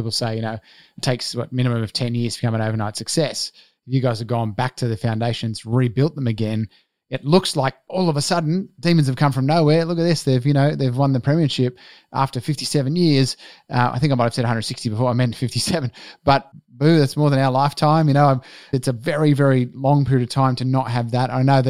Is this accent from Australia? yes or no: yes; Melbourne, Victoria, Australia; born there; moved away; I was born in Melbourne, born and left there, and we lived opposite the Essendon Bombers Stadium